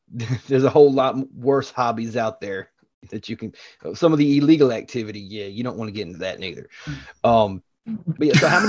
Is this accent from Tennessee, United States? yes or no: yes; Chattanooga, Tennessee, United States; I was born and raised in Chattanooga and I'm still here too.